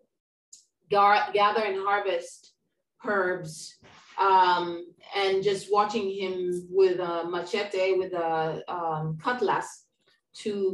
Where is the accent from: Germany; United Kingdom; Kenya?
Kenya; now in Puerto Rico; My family on my mother's side is Kenyan, so I grew up in Kenya, East Africa.